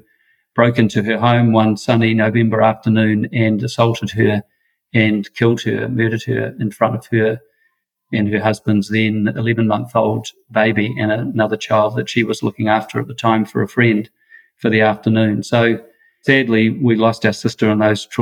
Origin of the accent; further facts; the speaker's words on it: Wellington, New Zealand; I grew up in Wellington, Irish Catholic family